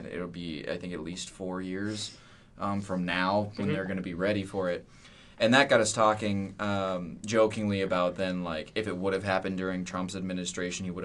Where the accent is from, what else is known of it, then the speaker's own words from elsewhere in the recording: Iowa, United States; we're both from Iowa